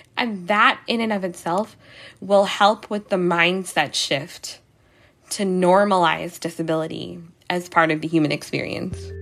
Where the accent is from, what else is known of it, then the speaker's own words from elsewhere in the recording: New York City, New York, United States; I'm from New York